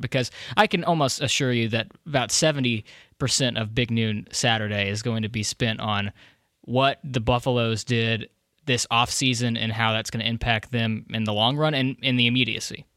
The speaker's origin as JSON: {"language": "English", "town": "Bedford", "region": "Texas", "country": "United States", "moved": "yes", "said": "I lived in Bedford for thirteen years"}